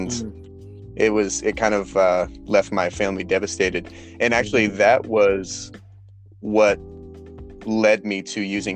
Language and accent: English; Big Bear, California, United States; moved away as an adult; also born or lived in Boston, Massachusetts; now in San Diego, United States; I was born and raised in Big Bear, California